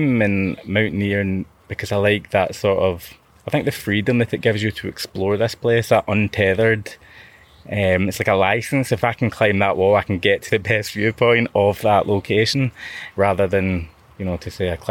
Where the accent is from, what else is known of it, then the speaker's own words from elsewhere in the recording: Glasgow, Scotland, United Kingdom; as a teenager, growing up in Glasgow